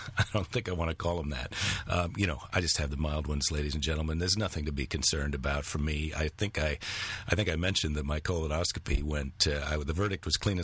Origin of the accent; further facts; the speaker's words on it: Iowa, United States; I'm from Iowa